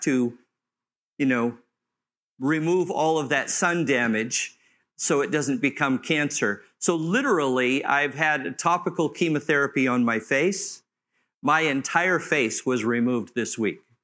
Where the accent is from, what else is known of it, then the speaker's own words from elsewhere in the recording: Southern California, United States; I grew up in Southern California near the beach